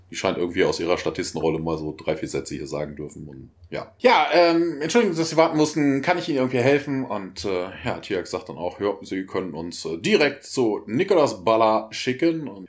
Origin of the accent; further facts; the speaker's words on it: Bonn, North Rhine-Westphalia, Germany; Ich komme ja aus Bonn, da wird das ja